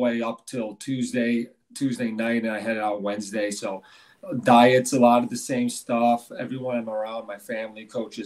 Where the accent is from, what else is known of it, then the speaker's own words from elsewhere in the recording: Illinois, United States; moved away as an adult; now in Sun Prairie, United States; my hometown's only about 2 hours away in Illinois